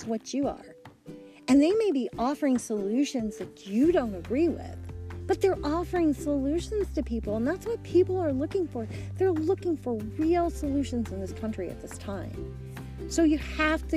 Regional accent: United States; we're all American citizens. We all live in this country

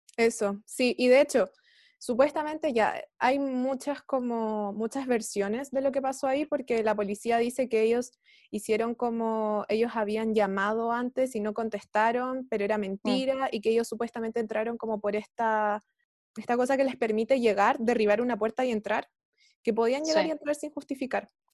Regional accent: Chile; nosotros como, como chilenes, chilenos y chilenas

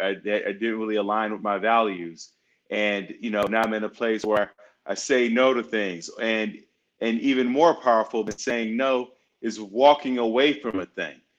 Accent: Chicago, Illinois, United States; I'm from the north side of Chicago, and uh, growing up in a single-parent home in a Section 8 building

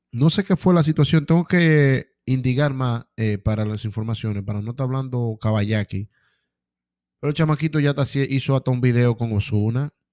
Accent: Dominican Republic; mi gente de República Dominicana

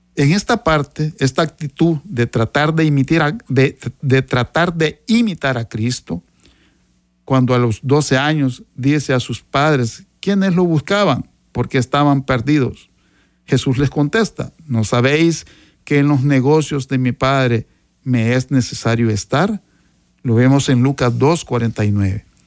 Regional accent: Sonsonate, El Salvador; Yo soy originario de Sonsonate

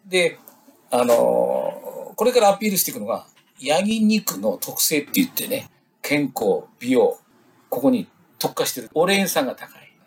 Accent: Takanezawa, Tochigi, Japan; 私の地元の宝沢町

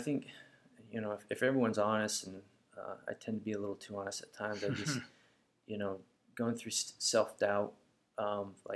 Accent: United States; I'm an American, therefore I am a Christian

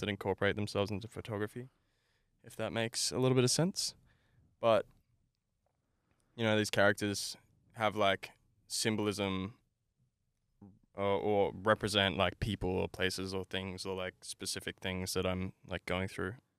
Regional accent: Brisbane, Queensland, Australia; I grew up in Brackenridge, uh, Brisbane

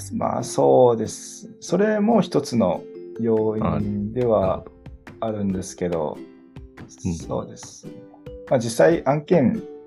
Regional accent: Kitakyushu, Fukuoka, Japan; also born or lived in Shiga / Tokyo; 生まれも育ちも福岡

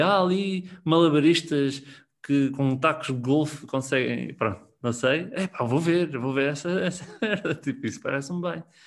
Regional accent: Tomar, Centro, Portugal; eu sou de Tomar e fazia muitas vezes viagem de Tomar-Lisboa

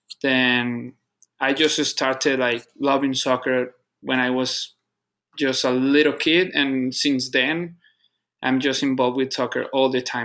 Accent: Colombia; English is a second language; moved away as an adult; also born or lived in Panama; now in Tampa, United States; I grew up in Colombia. I was born in Panama, actually, but my family is from Colombia. Then I moved to Colombia when I was just a baby.

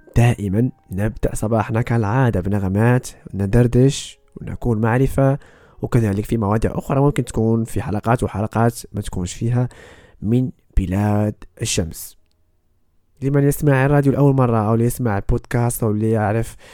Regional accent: Morocco; now in Okinawa, Japan; أنا بودكاستر مغربي مقيم في اليابان، متزوج من يابانية.

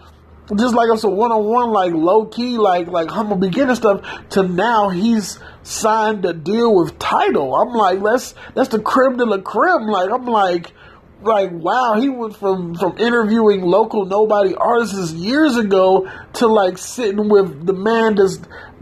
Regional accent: Detroit, Michigan, United States; I was a boy from the hood. Like, I'm from Detroit, Michigan. You know what I'm saying? Growing up in some of the most poverty-stricken, you know, dangerous, wild, just jungle-fied, you know what I'm saying, neighborhoods

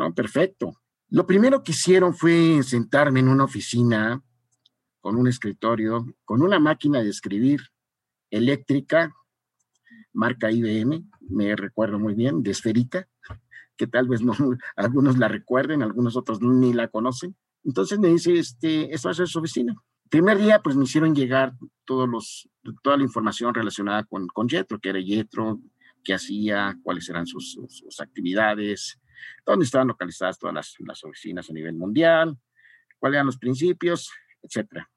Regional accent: Mexico

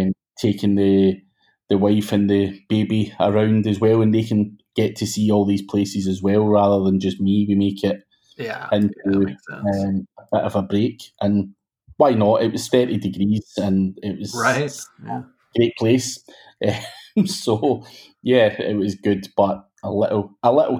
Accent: Glasgow, Scotland, United Kingdom; I'm from Glasgow in Scotland

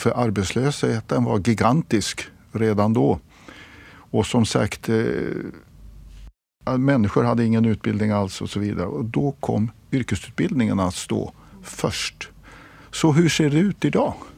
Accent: Sweden; som svensk

